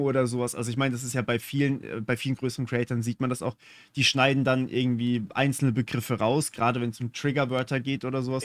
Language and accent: German; Germany; accent: German; Ich habe einen deutschen Akzent